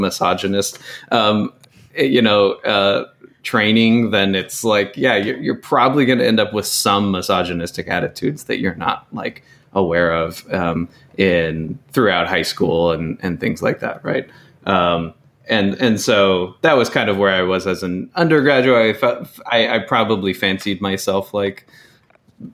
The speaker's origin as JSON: {"language": "English", "town": "Chico", "region": "California", "country": "United States", "tie": "born or raised there", "said": "growing up in Chico based on the schools I went"}